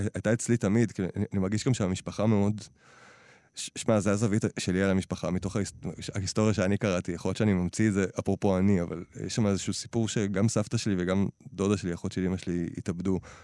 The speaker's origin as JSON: {"language": "Hebrew", "town": "Nahalal", "region": "Northern District", "country": "Israel", "tie": "born or raised there", "said": "אני גדלתי בנהלל"}